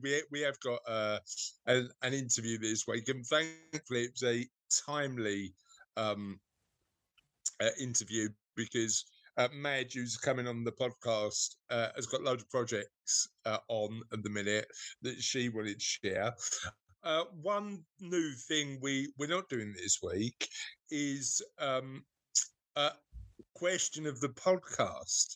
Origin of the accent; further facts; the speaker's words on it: United Kingdom; As we're all British.